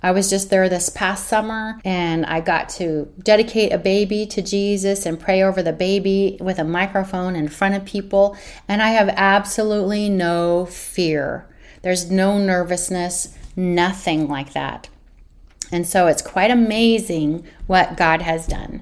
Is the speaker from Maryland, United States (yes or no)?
no; Northern California, United States; also born or lived in San Diego; I'm from Northern California